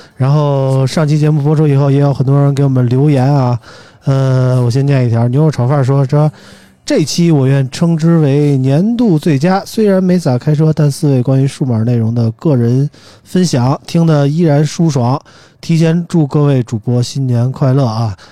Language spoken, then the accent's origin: Chinese; Beijing, China; 身为一个北京人，我今年都，呃，理论上今年快四十一岁了